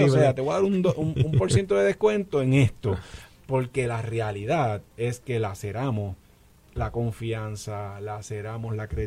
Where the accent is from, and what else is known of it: Puerto Rico